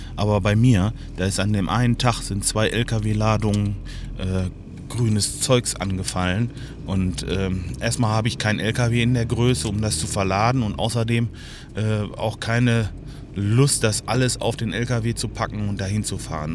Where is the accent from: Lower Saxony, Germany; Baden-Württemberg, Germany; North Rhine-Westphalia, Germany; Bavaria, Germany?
North Rhine-Westphalia, Germany; Lemgo; hier bei uns in Lemgo